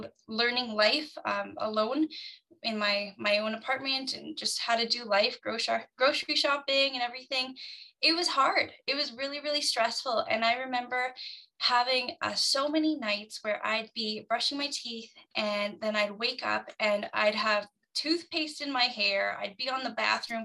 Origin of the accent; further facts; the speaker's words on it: Canada; I'm from Canada